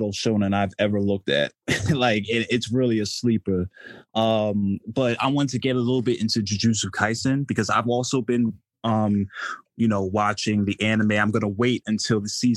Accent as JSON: {"language": "English", "region": "New Jersey", "country": "United States", "said": "I'm from New Jersey"}